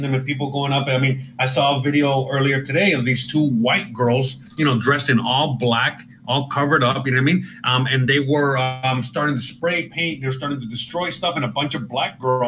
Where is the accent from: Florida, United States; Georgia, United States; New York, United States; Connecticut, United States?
Florida, United States; Miami; also born or lived in Seattle / Los Angeles; I'm born and raised in Miami